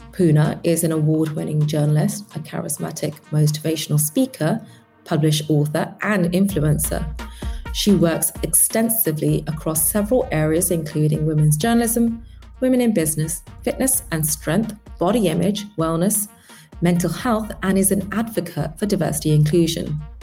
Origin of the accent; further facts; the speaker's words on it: London, United Kingdom; born and bred in London